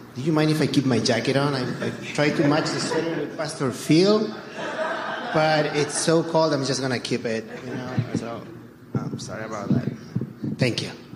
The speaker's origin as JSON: {"language": "English", "country": "Chile", "tie": "born or raised there", "moved": "as an adult", "lives_now": "United States", "said": "I was born and raised in Chile, and um, only later in life I came to the, the United States"}